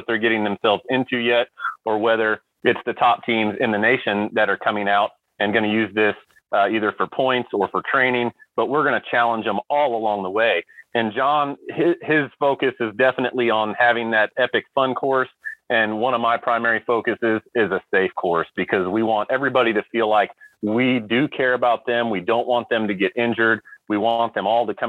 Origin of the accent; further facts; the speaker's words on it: Indiana, United States; being from the Hoosier State